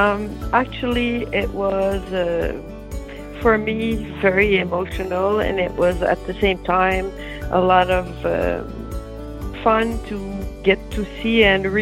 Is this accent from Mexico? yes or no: no; Gatineau, Quebec, Canada; My hometown was Gatineau, so just beside Hull.